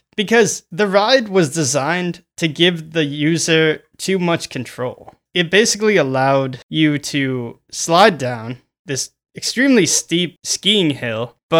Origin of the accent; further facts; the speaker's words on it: Minnesota, United States; I'm from Minnesota, so.